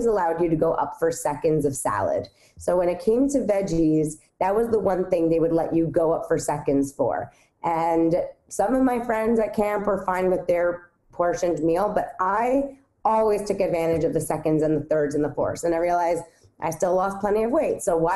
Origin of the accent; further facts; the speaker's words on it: New York City, New York, United States; I grew up on the Upper West Side of Manhattan